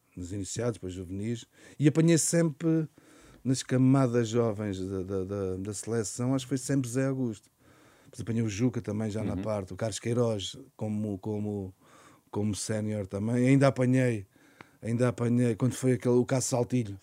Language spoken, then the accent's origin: Portuguese; Montijo, Setúbal, Portugal